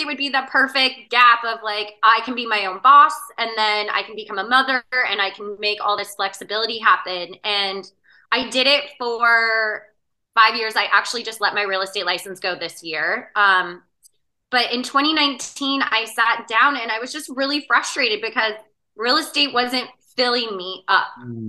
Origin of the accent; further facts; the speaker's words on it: Spokane, Washington, United States; moved away as an adult; In Spokane, Washington.